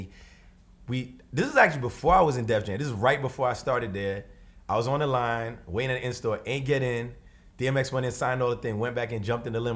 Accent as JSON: {"language": "English", "town": "New York City", "region": "New York", "country": "United States", "tie": "born or raised there", "said": "we lived in this one house on East Flatbush my whole life"}